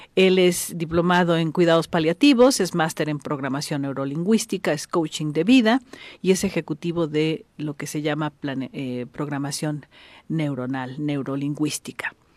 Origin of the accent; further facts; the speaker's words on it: Mexico; yo nací en México, pero tres de mis hermanos son colombianos, cuatro somos mexicanos